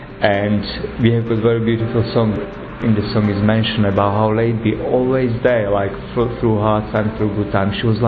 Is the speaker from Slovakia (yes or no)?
yes; Slovakia; moved away; I'm from Slovakia.